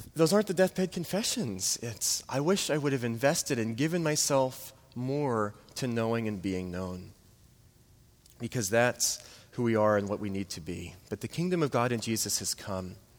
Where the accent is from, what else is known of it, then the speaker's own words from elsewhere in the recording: New Orleans, Louisiana, United States; moved away; I'm from New Orleans.